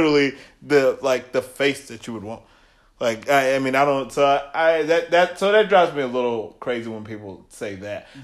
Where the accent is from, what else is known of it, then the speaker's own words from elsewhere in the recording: Trousdale County, Tennessee, United States; so I grew up in Trousdale County. Obviously, it's a small country town